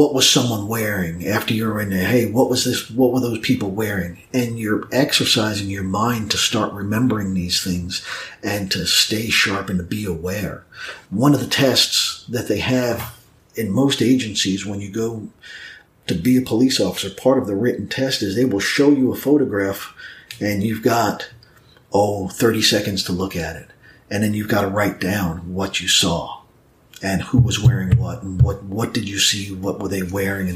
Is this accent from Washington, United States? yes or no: no; New York, United States; now in Snellville, United States; I was originally from New York